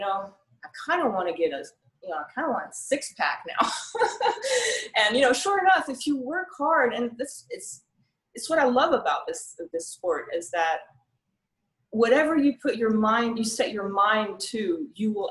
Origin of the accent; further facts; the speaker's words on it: France; also born or lived in Tyler, Texas; now in Hawaii, United States; when I moved here from France. That's where I was born and raised